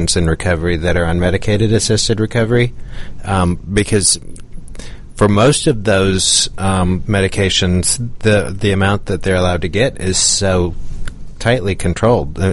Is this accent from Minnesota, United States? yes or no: yes; Minnesota, United States; I grew up in Minnesota